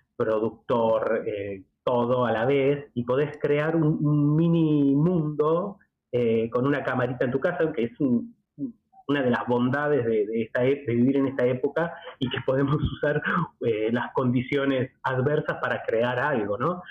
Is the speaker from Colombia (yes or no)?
no; Argentina; also born or lived in Buenos Aires, Argentina; Yo, como argentino